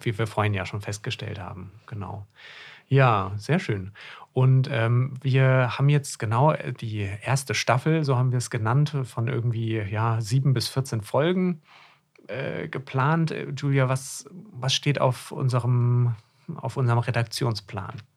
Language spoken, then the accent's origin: German; Hesse, Germany; moved away as an adult; now in Greifswald, Germany; Ich komme ursprünglich aus Hessen und bin zum Studium, Medizinstudium hier oben in Greifswald an der Küste gelandet.